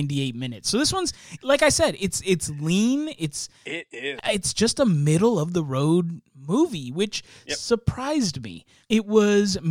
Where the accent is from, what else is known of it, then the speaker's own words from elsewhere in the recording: Stafford, Virginia, United States; I grew up in Stafford, Virginia